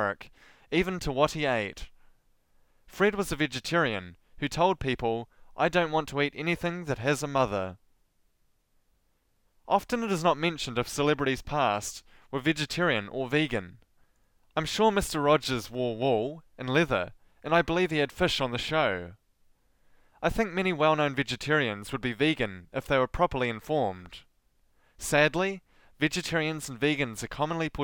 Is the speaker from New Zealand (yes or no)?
yes; Southland, New Zealand; accent: Southland; I have a Southland accent